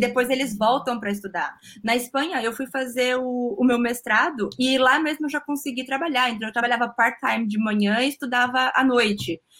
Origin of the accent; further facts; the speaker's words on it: São Vicente, São Paulo, Brazil; moved away as an adult; also born or lived in Spain; now in Germany; eu falo que é a cidade do interior na praia, que eu sou de São Vicente.